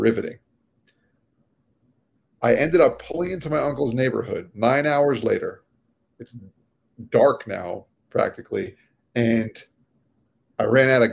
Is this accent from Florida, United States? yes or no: yes; Florida, United States; moved away as an adult; also born or lived in New York; we're from Florida